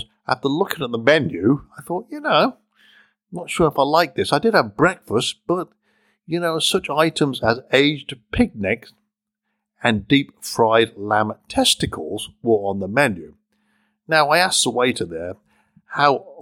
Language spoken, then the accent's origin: English; United Kingdom; I'm British